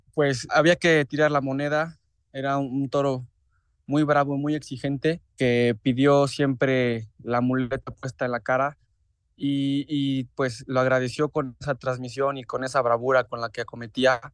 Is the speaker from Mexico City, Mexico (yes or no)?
no; Huamantla, Tlaxcala, Mexico; la feria de Huamantla, que es mi tierra